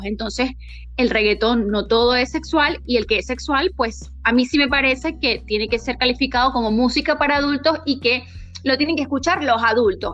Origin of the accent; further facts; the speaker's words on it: Venezuela; nosotros somos de Venezuela